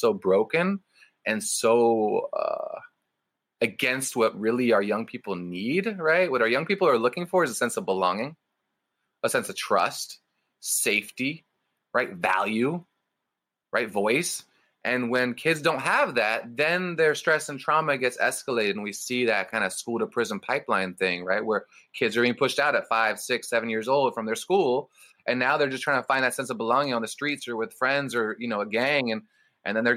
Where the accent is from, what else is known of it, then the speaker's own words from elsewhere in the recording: Berkeley, California, United States; when I was a 7-year-old growing up in Berkeley, California